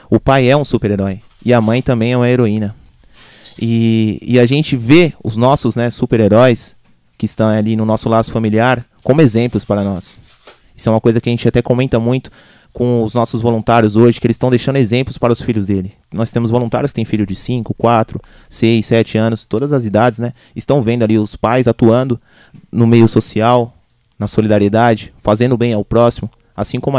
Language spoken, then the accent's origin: Portuguese; Arujá, São Paulo, Brazil; also born or lived in Santa Isabel; É, eu sou nascido em São Isabel, mas me criei sempre em Arujá. Só fui lá para nascer, né?